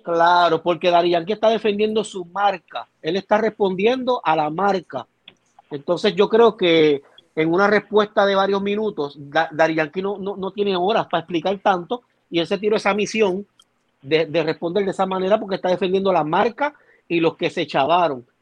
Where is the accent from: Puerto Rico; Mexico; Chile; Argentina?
Puerto Rico; soy boricua